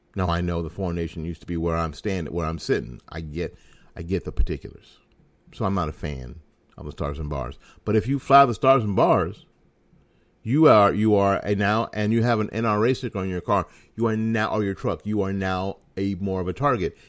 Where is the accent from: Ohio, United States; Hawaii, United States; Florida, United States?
Florida, United States; my home state of Florida